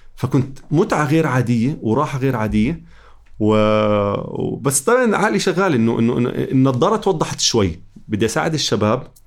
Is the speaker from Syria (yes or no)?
no; Jordan; واحنا كمجتمع اردني